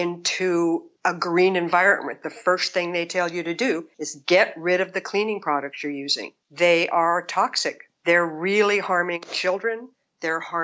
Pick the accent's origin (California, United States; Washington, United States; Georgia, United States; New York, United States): California, United States; Bakersfield; moved away as an adult; also born or lived in East Coast / Los Angeles / Arizona; I was born on the East Coast. I was raised in Bakersfield, California, around agriculture.